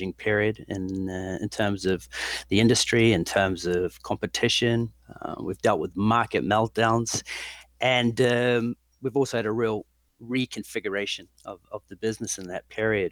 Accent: New Zealand; moved away as an adult; also born or lived in London; I'm originally from New Zealand. I left there with a great degree in management studies

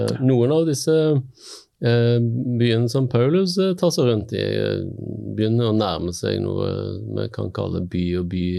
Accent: Stavanger, Rogaland, Norway; moved away as an adult; also born or lived in Bergen; now in Møre, Norway; har sjøl vokst opp i by. Sant? Jeg er fra Stavanger.

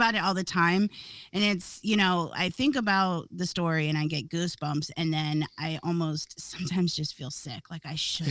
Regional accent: Akron, Ohio, United States; born or raised there

